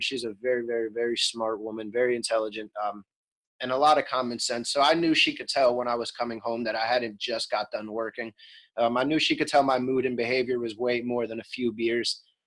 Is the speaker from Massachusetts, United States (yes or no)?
no; Bethlehem, Pennsylvania, United States